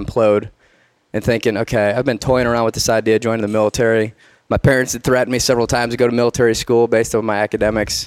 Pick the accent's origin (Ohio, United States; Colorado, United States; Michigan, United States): Michigan, United States; Detroit; Grew up in Detroit, actually in the inner city